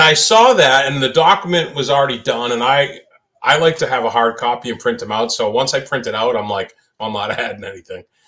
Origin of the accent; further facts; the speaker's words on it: New England, United States; growing up in New England